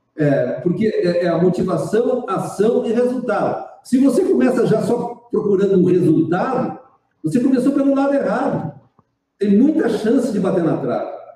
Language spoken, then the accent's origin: Portuguese; Rio Grande do Sul, Brazil; moved away as an adult; also born or lived in Porto Alegre; now in Garopaba, Brazil; Eu sou gaúcho. Nasci no Rio Grande do Sul, numa cidadezinha. É, fui criado numa cidade pequenininha do interior.